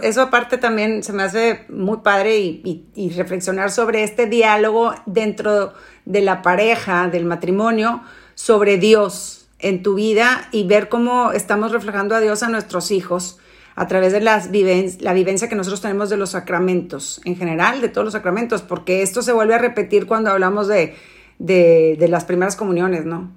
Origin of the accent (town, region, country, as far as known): Mexico